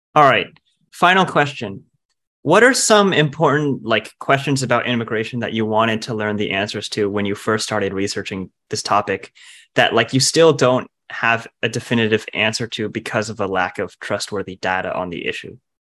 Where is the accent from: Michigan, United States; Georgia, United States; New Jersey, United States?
New Jersey, United States; I'm also from New Jersey